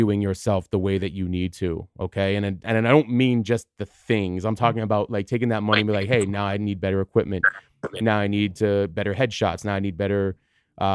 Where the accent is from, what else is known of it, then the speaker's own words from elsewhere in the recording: Tucson, Arizona, United States; moved away as an adult; also born or lived in New York / New Jersey / Los Angeles; I stayed there for high school and college before moving